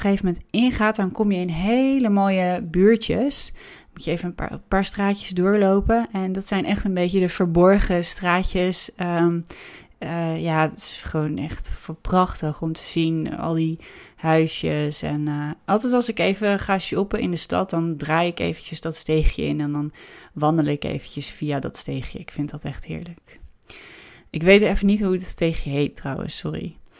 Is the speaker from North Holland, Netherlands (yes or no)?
yes; Amsterdam, North Holland, Netherlands; als Amsterdammer